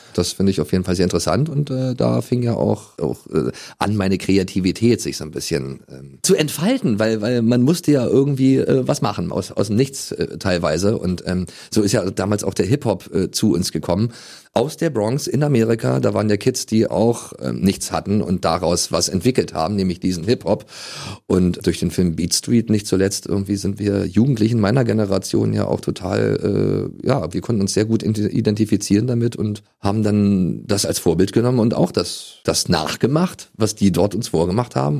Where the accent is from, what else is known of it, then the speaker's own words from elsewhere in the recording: Germany; letzten Endes bin ich ja in der DDR damals groß geworden